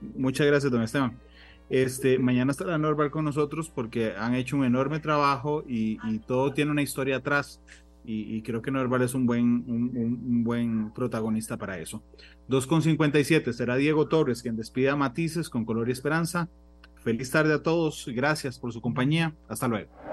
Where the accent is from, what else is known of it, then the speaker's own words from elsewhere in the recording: Costa Rica; como costarricense